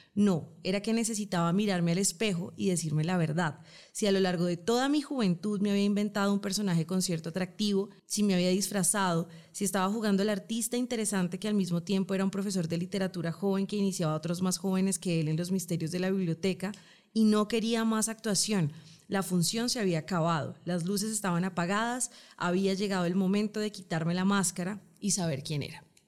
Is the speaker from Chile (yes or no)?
no; Colombia; somos colombianas